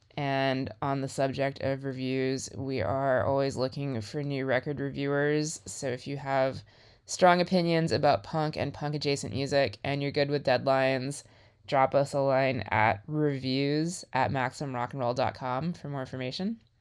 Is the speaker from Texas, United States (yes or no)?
yes; Houston, Texas, United States; growing up in Houston